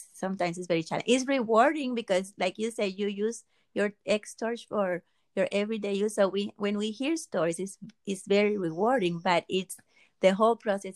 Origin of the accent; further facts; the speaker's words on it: Dominican Republic; moved away; I am from the Dominican Republic originally, and so growing up, you know, and even now the light goes out all the time